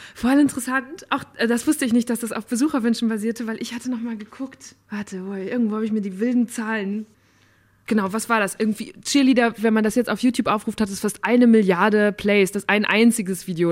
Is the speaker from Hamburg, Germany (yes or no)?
no; Borken, North Rhine-Westphalia, Germany; moved away; Ich bin auch in einer Kleinstadt aufgewachsen in Nordrhein-Westfalen